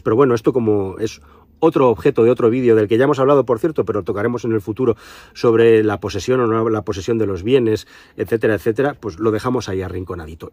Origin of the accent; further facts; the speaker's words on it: Spain; somos los españoles